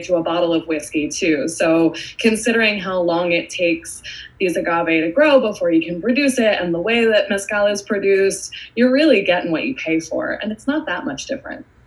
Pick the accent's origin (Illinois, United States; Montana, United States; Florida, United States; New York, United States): New York, United States; Hudson Valley; also born or lived in Queens, New York / Brooklyn, New York; I'm a native New Yorker. I was born in Queens, uh, grew up in mostly the Hudson Valley, and now I live in Brooklyn